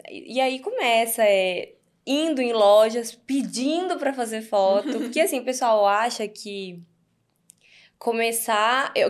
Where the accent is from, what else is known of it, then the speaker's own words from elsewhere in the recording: Divinópolis, Minas Gerais, Brazil; moved away as an adult; also born or lived in Goiânia; Divinópolis, uhum. é, perto de BH, uns 120 quilômetros de BH. Uhum. É, meus pais são de lá, eu fui criada lá a vida toda